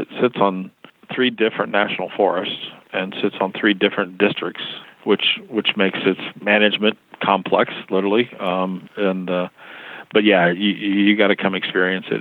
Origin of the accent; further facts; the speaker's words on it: outside Hickory, Western North Carolina, United States; I grew up in Western North Carolina, in a little town outside of Hickory, North Carolina.